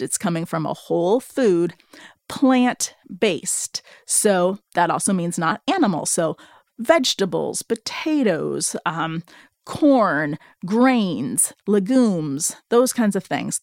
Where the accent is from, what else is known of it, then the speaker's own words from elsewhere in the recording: Seattle, Washington, United States; I'm from Seattle. I live in, I'm living in the Seattle area